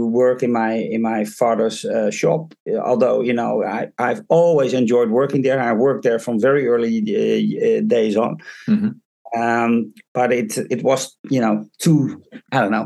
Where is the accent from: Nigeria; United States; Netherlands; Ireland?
Netherlands; Haarlem, North Holland; moved away as an adult; now in Drouwen, Netherlands; I was actually born and raised in Haarlem, which is on the west coast of the Netherlands, in a city.